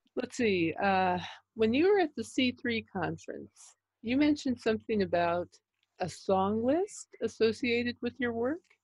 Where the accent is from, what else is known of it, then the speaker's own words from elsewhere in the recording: New York, United States; moved away; I'm originally from New York